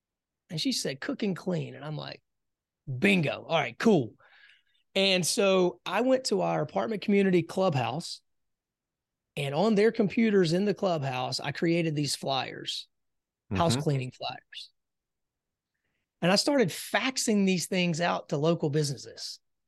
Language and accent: English; South Carolina, United States; moved away as an adult; also born or lived in Raleigh, North Carolina; I grew up in South Carolina.